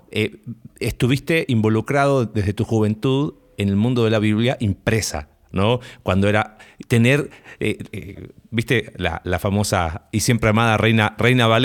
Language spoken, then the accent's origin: Spanish; United States; Spanish is a second language; Perdón, como buen americano